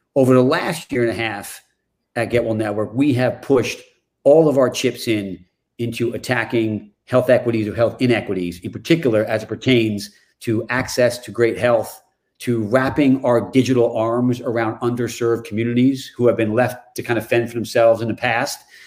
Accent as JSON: {"language": "English", "region": "New York", "country": "United States", "tie": "born or raised there", "moved": "yes", "lives_now": "Chevy Chase, Maryland, United States", "said": "I grew up in New York"}